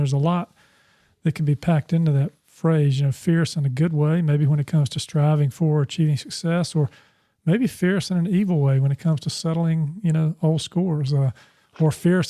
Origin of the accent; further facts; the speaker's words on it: the South, United States; I was raised in the South.